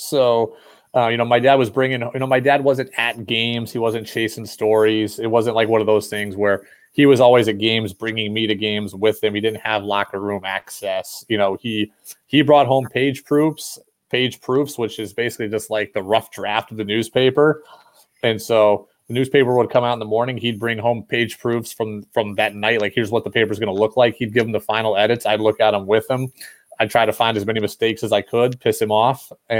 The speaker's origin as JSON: {"language": "English", "town": "Albany", "region": "New York", "country": "United States", "also_born_or_lived": "California, United States", "said": "I tell people I'm from Albany, because I was there the longest, and I was there from the time I was 9 years old and on. But, I was born in California."}